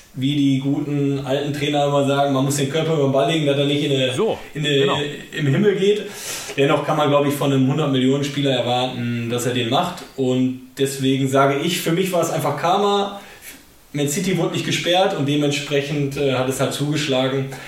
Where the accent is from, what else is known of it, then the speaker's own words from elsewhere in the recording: Germany; als Deutscher